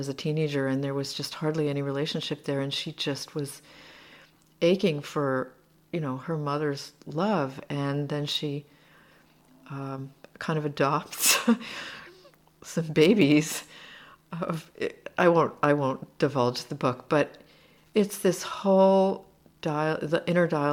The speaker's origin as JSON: {"language": "English", "country": "United States", "also_born_or_lived": "Slovakia", "moved": "as an adult", "lives_now": "Seattle, United States", "said": "I'm an American living here, and I translate"}